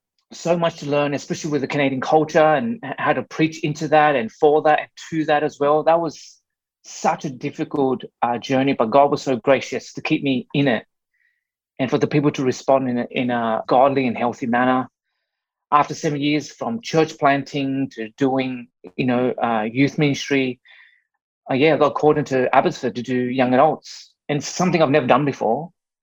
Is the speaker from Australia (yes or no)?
yes; Australia; born and raised in Australia by Vietnamese immigrant parents who escaped the Vietnam War in mid-70s, and they landed in Australia. And I was that sort of first generation born in Australia.